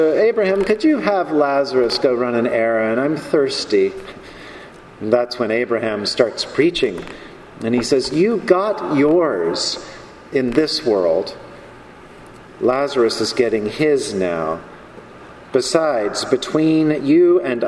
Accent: North Carolina, United States; now in New York, United States; I grew up in North Carolina with guns

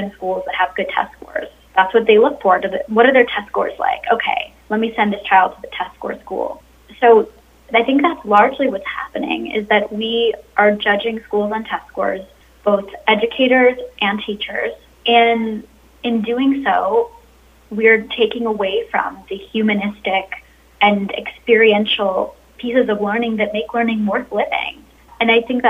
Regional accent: Arizona, United States; my home state of Arizona

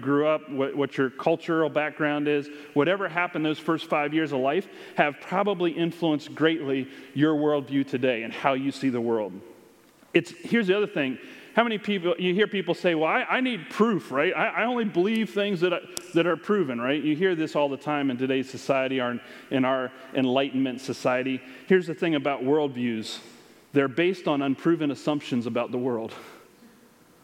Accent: United States; we are more American than Christian

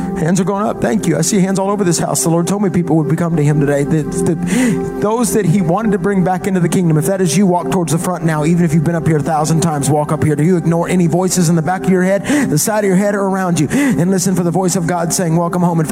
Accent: the South, United States; I'm from the South.

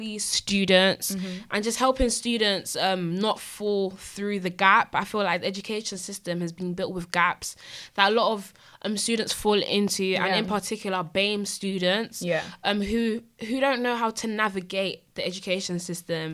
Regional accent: London, United Kingdom; I was born in London. Camberwell, to be precise

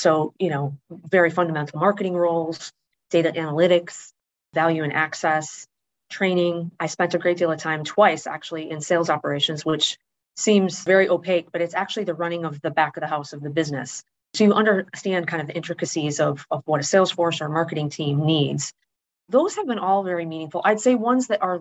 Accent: Wisconsin, United States; moved away as an adult; also born or lived in Indianapolis, Indiana; growing up in Wisconsin

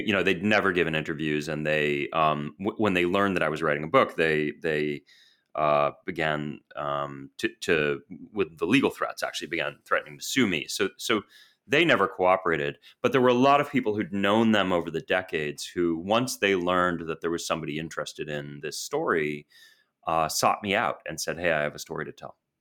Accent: Boston, Massachusetts, United States; moved away as an adult; also born or lived in New York / London / Washington, D.C.; I grew up in Boston

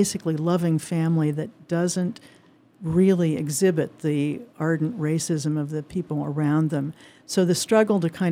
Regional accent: Indiana, United States; moved away; I grew up in Indiana

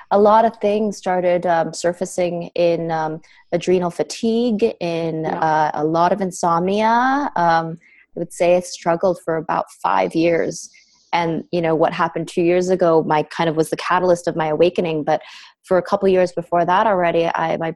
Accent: Canada; also born or lived in United States; I ended up, I'm from Canadian. So I ended up leaving my life in the States, which I had lived in for 12 years

